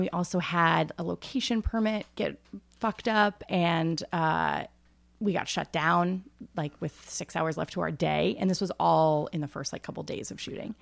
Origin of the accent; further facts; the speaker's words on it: Northeast Ohio, United States; moved away as an adult; I grew up in Amish country, so we were not Amish, but that's where we, and I grew up on a farm